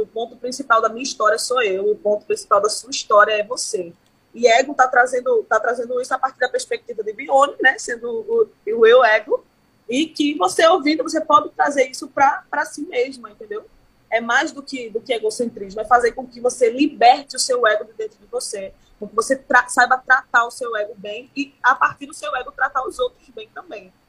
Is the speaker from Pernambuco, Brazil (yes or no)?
yes; Pernambuco, Brazil; born or raised there